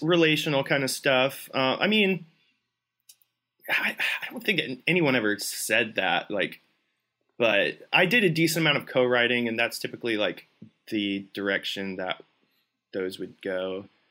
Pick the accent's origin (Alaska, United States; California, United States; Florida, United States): Florida, United States; Tampa; moved away as an adult; now in Nashville, United States; both my wife and I grew up in Tampa, lived there our whole lives